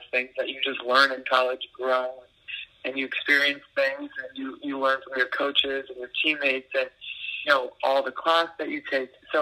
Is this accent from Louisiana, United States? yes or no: yes; New Orleans, Louisiana, United States; I'm from New Orleans